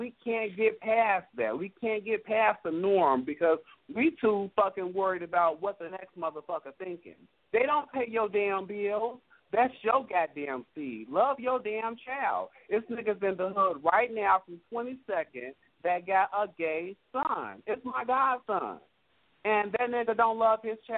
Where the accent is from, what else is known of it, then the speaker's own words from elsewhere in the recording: Gary, Indiana, United States; I'm from Gary